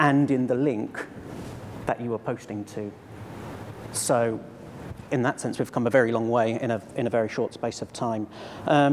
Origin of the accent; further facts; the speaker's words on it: Cambridge, East of England, United Kingdom; my hometown, Cambridge